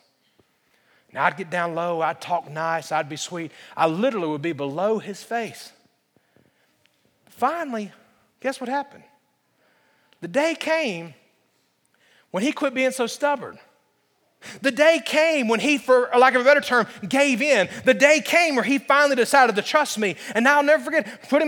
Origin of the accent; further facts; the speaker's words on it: Alabama, United States; I grew up in Alabama